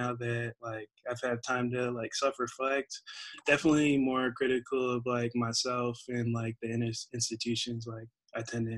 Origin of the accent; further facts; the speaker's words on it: Albion, New York, United States; born there; So I'm actually, I was born in Albion, population 10,000. 10,000. I'll be in New York. I'll ride for them forever. Oh, that's where my family's at. Yeah. And it's like near Buffalo. Okay. Buffalo. Upstate New York, yeah. But moved around and been in the Bay for 3 or 4 years.